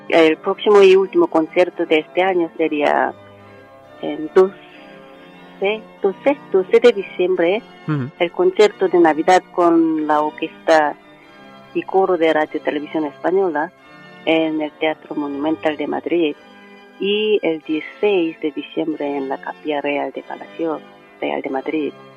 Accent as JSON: {"language": "Spanish", "country": "South Korea", "also_born_or_lived": "United States", "second_language": "Spanish", "moved": "as an adult", "lives_now": "Spain", "said": "Soy coreana y católica"}